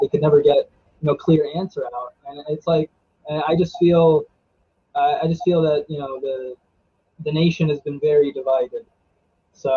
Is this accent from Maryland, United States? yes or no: yes; Frostburg, Maryland, United States; also born or lived in Silver Spring, Maryland; But I was born in Silver Spring, Maryland. And then we moved to Allegheny County, and I've pretty much been like around this area the whole time